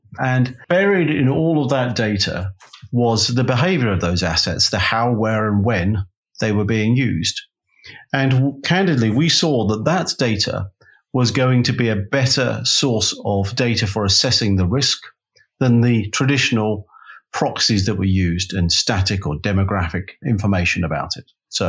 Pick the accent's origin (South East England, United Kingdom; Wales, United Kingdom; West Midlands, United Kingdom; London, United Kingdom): London, United Kingdom; I am from Londonium.